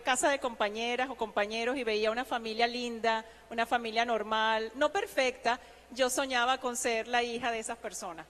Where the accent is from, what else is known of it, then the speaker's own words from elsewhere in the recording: Venezuela; moved away as an adult; nosotros los venezolanos